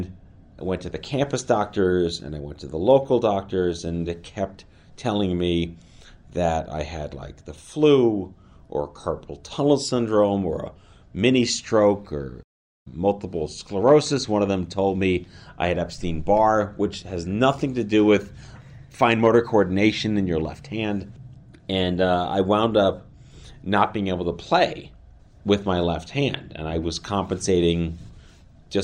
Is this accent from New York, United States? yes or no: yes; New York City, New York, United States; I grew up in New York City